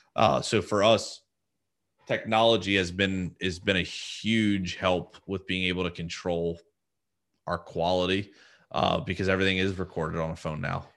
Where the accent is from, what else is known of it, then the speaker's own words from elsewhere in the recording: New Jersey, United States; I'm from New Jersey